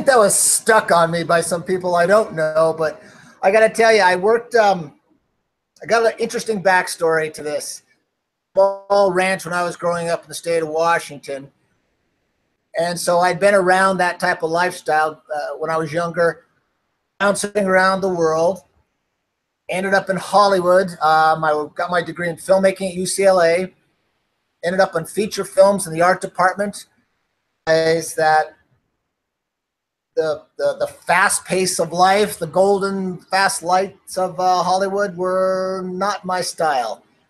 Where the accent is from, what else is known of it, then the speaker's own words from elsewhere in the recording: Norway; born there; I figured I was born in Norway. So I ended up going to school there and skiing with the junior Olympic team